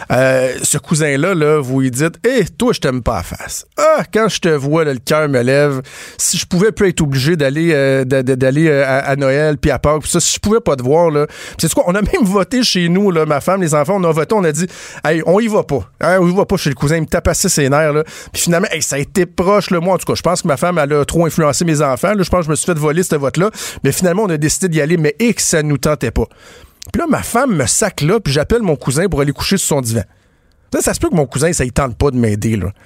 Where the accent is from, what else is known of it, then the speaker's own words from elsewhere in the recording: Quebec, Canada; nous, au Québec